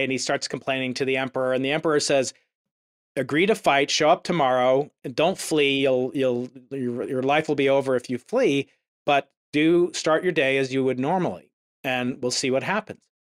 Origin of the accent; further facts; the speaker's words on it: United States; I'm an American.